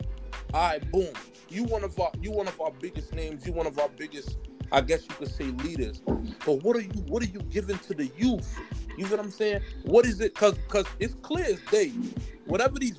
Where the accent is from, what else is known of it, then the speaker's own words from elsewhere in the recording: New York City, New York, United States; I'm from Bed-Stuy